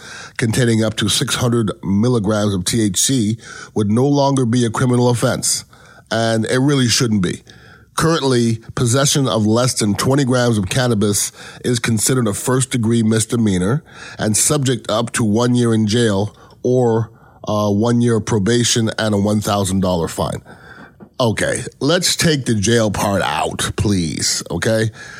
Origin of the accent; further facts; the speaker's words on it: Canada; born there; I know I'm Canadian born.